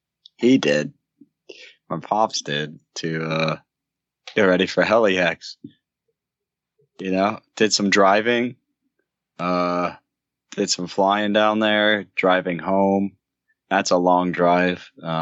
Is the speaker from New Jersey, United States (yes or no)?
yes; New Jersey, United States; Northern New Jersey.